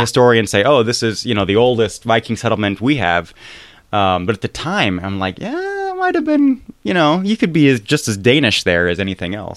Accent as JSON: {"language": "English", "country": "United States", "said": "As an American"}